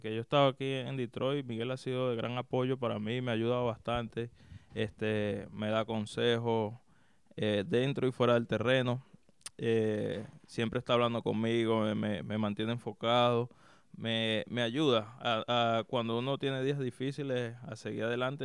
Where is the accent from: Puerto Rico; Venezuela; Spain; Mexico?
Venezuela; Caracas, Capital District; moved away as an adult; also born or lived in Maracay, Venezuela; now in Florida, United States; Yo soy de Caracas. Eh, viví en gran parte de mi niñez ahí en, en, Caracas hasta más o menos alrededor de los 11, 12 años. Después me mudé a Maracay